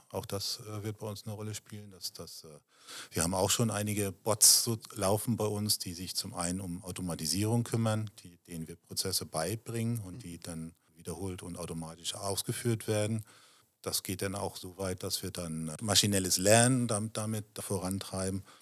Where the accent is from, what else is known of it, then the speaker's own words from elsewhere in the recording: Germany; Ich fühle mich in Deutschland wohl. Ich bin Deutscher